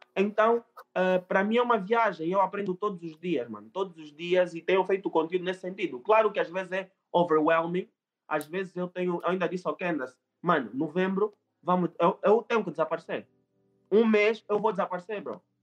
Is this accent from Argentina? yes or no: no; Angola; eu falo português, eu sou angolano